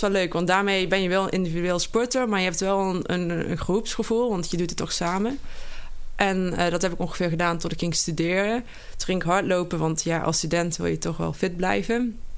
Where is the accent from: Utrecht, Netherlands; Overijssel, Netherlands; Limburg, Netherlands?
Limburg, Netherlands; Geleen; Nou, ik kom uit Geleen oorspronkelijk. Daar ben ik gebogen en opgegooid.